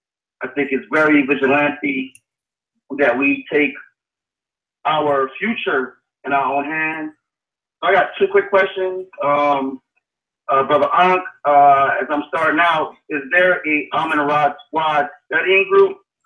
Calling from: Atlanta, Georgia, United States; I'm calling from Atlanta, Georgia.

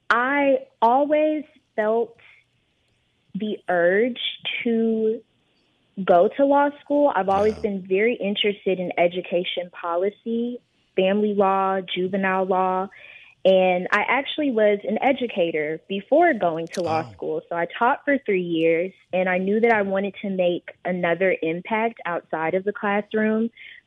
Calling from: Houston, Texas, United States; I am calling in today from Houston.

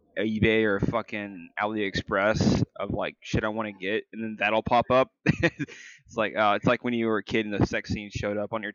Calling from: California, United States; recording from sweaty SoCal.

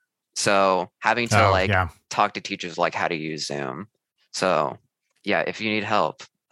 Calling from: Chicago, Illinois, United States; I'm calling from Chicago, Illinois.

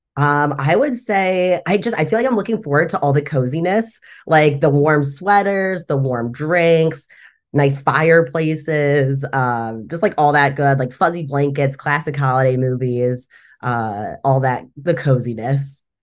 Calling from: Cleveland, Ohio, United States; also born or lived in Columbus, Ohio; I'm calling in from Kaskaskia in Erie Land, also known as Cleveland, Ohio

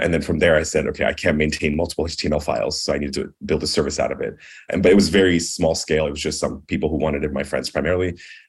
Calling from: California, United States; I'm joining from San Francisco Bay Area.

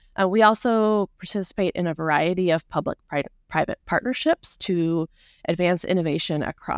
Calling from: Olympia, Washington, United States; I'm in Olympia, Washington, just south of Seattle.

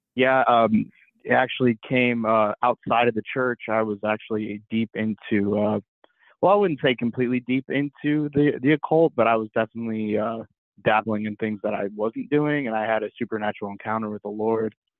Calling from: Columbus, Ohio, United States; I'm calling in from Columbus, Ohio

